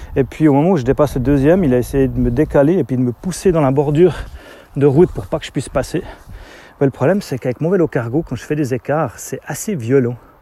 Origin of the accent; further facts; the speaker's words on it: Switzerland; chez nous en Suisse